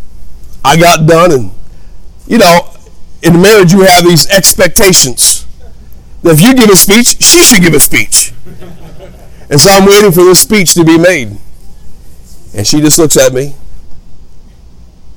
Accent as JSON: {"language": "English", "town": "Hammond", "region": "Indiana", "country": "United States", "tie": "born or raised there", "also_born_or_lived": "Gary, Indiana", "said": "I was raised in Hammond, Indiana"}